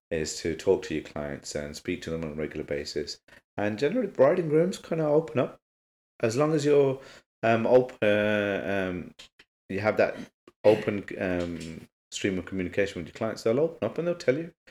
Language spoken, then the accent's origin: English; Birmingham, West Midlands, United Kingdom; Born and bred in Birmingham